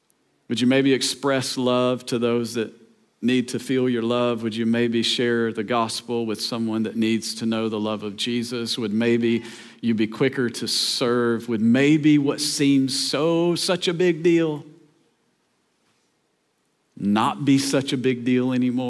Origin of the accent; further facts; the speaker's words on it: Tennessee, United States; we grew up in Tennessee